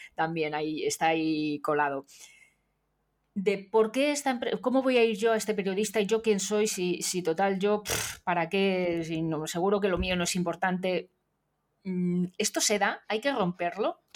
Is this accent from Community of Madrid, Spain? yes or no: yes; Madrid, Community of Madrid, Spain; en mi pueblo, que es el mismo pueblo de, Nuria Prieto, de, Madrid